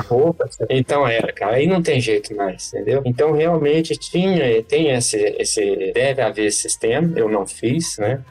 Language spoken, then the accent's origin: Portuguese; Brazil; a gente é do Brasil